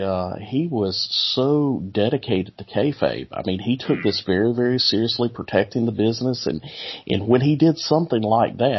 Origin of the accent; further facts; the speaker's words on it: South Mississippi, United States; Growing up in South Mississippi